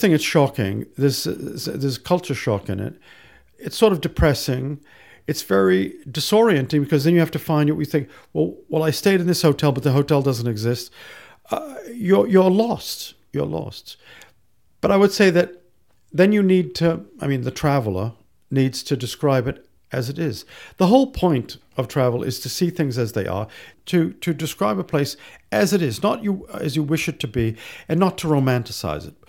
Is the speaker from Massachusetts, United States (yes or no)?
yes; Medford, Massachusetts, United States; moved away as an adult; also born or lived in Singapore / London; I grew up just outside Boston, Massachusetts